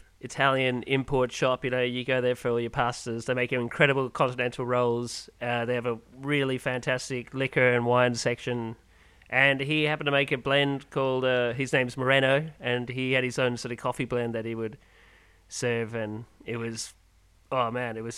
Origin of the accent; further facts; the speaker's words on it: Ireland; now in Perth, Australia; I'm originally from Ireland